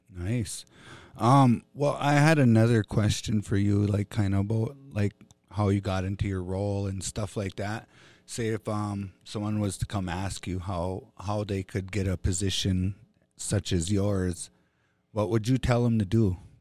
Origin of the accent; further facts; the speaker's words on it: Fond du Lac Reservation, Minnesota, United States; I grew up here on Fond du Lac